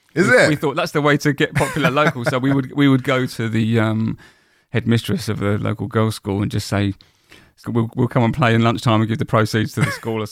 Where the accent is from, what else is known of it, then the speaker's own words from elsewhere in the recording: Woolwich, London, United Kingdom; I grew up in Woolwich.